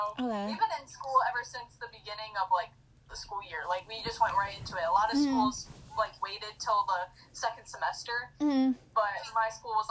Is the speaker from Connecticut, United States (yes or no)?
no; Sandusky, Ohio, United States; I am from Northern Ohio. Oh. Sandusky.